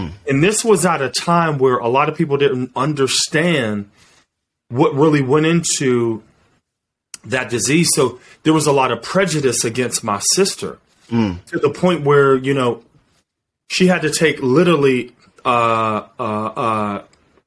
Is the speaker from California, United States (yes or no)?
no; Wilkinsburg, Pennsylvania, United States; I'm from Pittsburgh